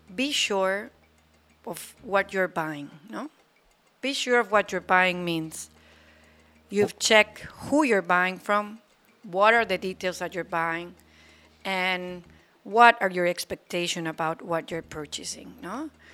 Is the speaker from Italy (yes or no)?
no; Aguascalientes, Mexico; also born or lived in Cancun; now in Playa del Carmen, Mexico; I was born in a state called Aguascalientes